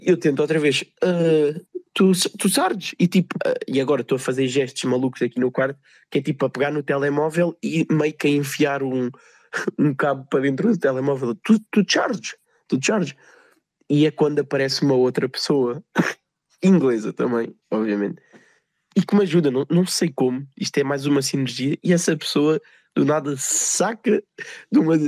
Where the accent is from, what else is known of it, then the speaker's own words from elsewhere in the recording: Portugal; eu, como bom português